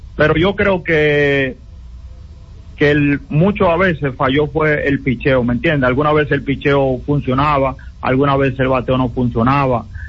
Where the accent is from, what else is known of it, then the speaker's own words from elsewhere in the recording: Haina, San Cristóbal, Dominican Republic; yo soy de Jaina, pero ya mi corazón es de Santiago